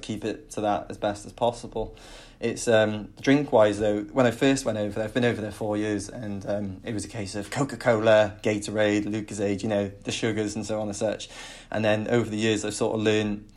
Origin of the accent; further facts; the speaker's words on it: Penarth, Wales, United Kingdom; I'm originally from Penarth